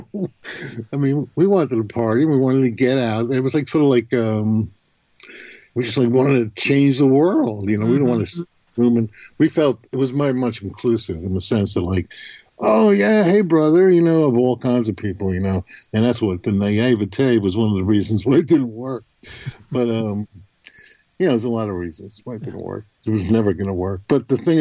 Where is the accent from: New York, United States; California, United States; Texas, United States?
New York, United States; growing up in New York, I mean, I was in the hippie age group